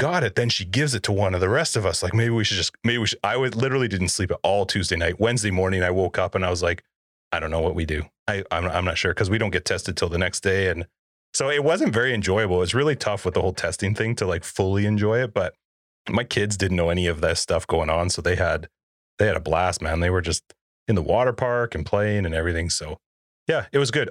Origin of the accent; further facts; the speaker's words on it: Canada; I'm Canadian